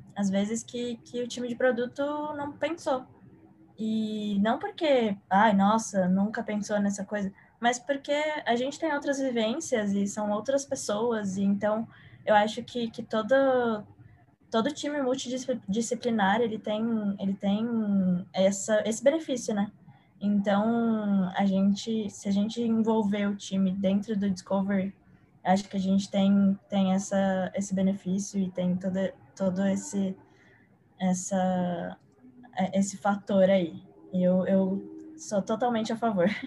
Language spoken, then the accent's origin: Portuguese; São Paulo, Brazil; sou de São Paulo